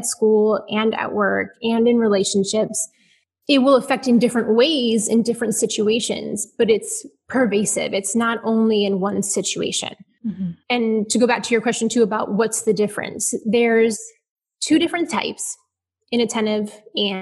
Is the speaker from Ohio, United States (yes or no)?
yes; Ohio, United States; now in Houston, United States; I am an Ohio girl